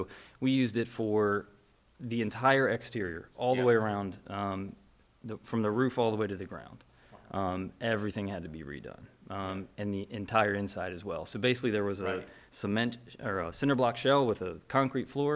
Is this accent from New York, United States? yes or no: no; Anne Arundel County, Maryland, United States; Born and raised in Anne Arundel County.